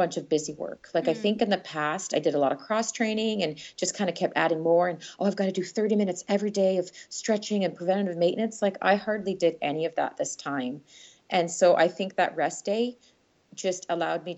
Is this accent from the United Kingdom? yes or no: no; Canada; as a Canadian